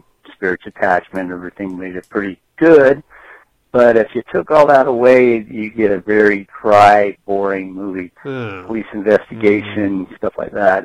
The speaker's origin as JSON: {"language": "English", "town": "Salt Lake City", "region": "Utah", "country": "United States", "said": "I'm from Salt Lake"}